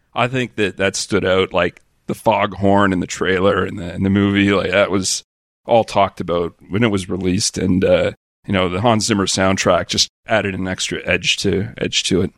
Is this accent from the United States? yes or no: no; Canada; now in Australia; I'm Canadian